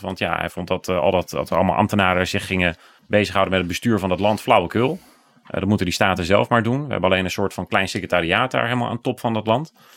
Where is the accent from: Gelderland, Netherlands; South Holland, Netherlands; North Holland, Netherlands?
Gelderland, Netherlands; Bommelerwaard; Ik kom zelf uit de Bommelerwaard, daar niet al te ver vandaan